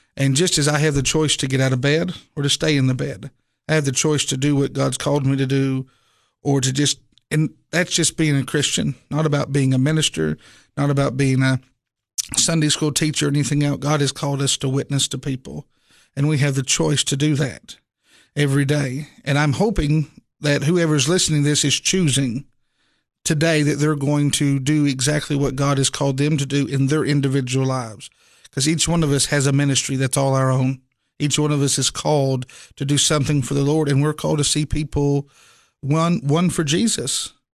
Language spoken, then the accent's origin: English; Inez, Kentucky, United States; moved away; I actually grew up in eastern Kentucky, um, in a, a small Appalachian town called Inez, Kentucky